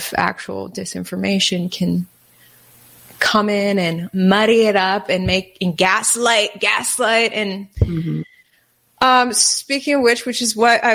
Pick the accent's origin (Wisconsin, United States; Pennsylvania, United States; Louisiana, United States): Wisconsin, United States; I'm from Wisconsin.